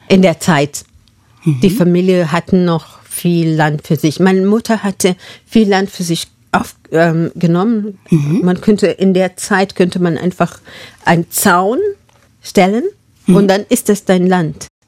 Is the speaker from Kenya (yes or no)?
yes; Marlal, northern Kenya, Kenya; German is a second language; moved away; Ich bin in Marlal aufgewachsen. Und das ist ein Dorf in Nordkenia.